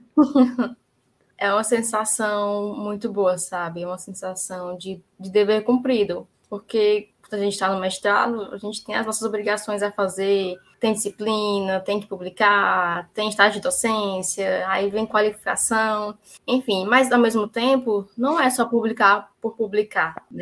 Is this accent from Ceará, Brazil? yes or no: yes; Fortaleza, Ceará, Brazil; eu sou de Fortaleza, nasci e vivo aqui até hoje